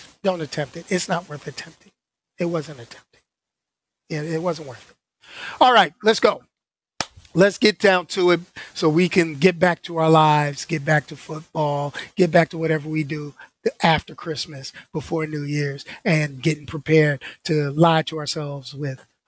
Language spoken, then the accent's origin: English; New York, United States; I grew up in New York